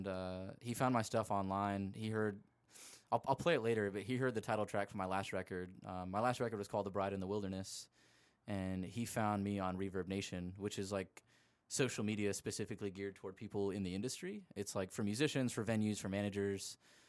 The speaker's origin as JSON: {"language": "English", "town": "Anaheim", "region": "California", "country": "United States", "tie": "born or raised there", "also_born_or_lived": "Myrtle Beach", "moved": "yes", "said": "I came from Myrtle Beach, and everybody calls Myrtle Beach Dirty Myrtle. And then I come to I'm from Anaheim, born in there"}